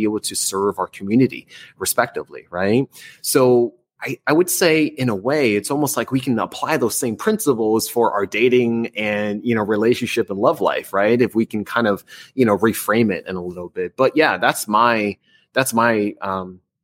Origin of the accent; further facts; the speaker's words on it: New Jersey, United States; moved away; I'm from New Jersey